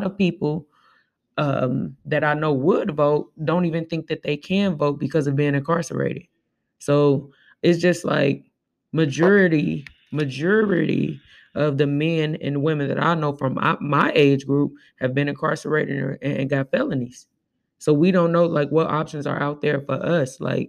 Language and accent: English; Tulsa, Oklahoma, United States; I think I'm very saddened that Tulsa is closed because I grew up in Tulsa and it did change my life going there